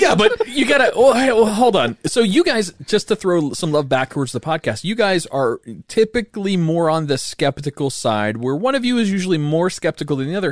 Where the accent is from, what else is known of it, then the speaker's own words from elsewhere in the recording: Boone, North Carolina, United States; I was born in Boone, North Carolina